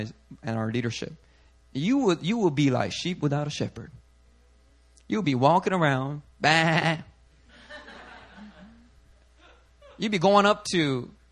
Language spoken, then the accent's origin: English; Philadelphia, Pennsylvania, United States; I grew up in Philly